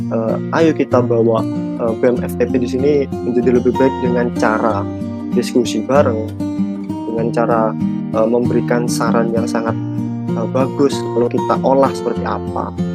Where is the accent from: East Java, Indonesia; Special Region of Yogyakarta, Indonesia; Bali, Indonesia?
East Java, Indonesia; Jember; aku dari Bangsal Sari Jember. Aku asli orang Jember